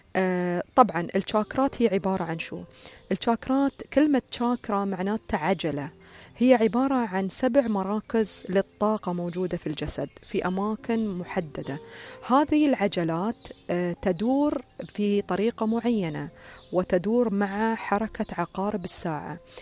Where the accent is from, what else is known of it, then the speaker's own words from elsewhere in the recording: United Arab Emirates; عندنا في الإمارات